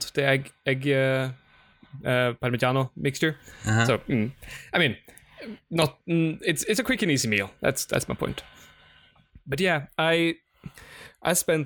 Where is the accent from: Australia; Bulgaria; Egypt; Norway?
Norway; I come from Norway